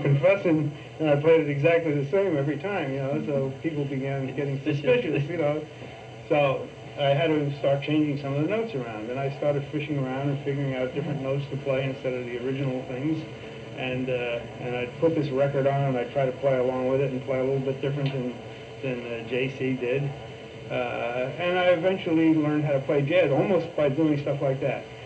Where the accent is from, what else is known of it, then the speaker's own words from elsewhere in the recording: New York City, New York, United States; I was born in Brooklyn, New York